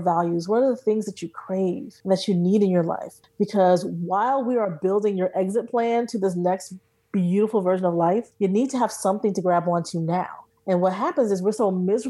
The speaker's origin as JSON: {"language": "English", "region": "New Jersey", "country": "United States", "said": "I'm from Jersey"}